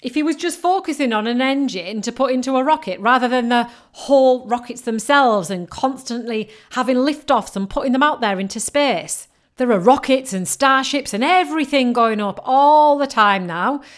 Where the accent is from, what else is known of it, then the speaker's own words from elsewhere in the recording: Yorkshire and the Humber, United Kingdom; I'm from Yorkshire